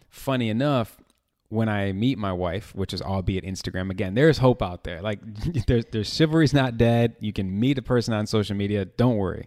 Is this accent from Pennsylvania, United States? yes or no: no; Chicago, Illinois, United States; born and raised in Chicago